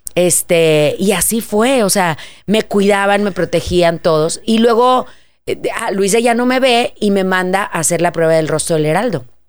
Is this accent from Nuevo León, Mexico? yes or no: yes; Monterrey, Nuevo León, Mexico; moved away; vengo desde Monterrey